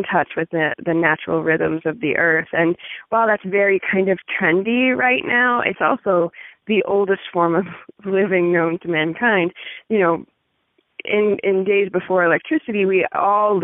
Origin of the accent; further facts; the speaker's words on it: Pittsburgh, Pennsylvania, United States; moved away as an adult; now in Northwest Montana, United States; I'm originally from Pittsburgh